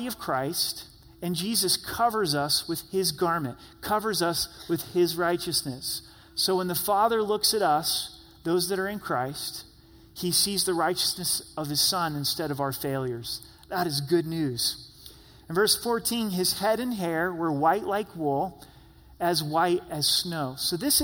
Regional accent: Southern Oregon, United States; I grew up in Southern Oregon.

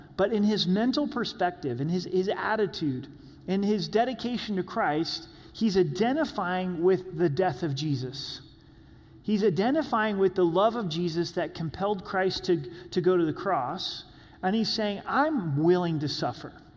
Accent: Southern Oregon, United States; When I was growing up in Southern Oregon

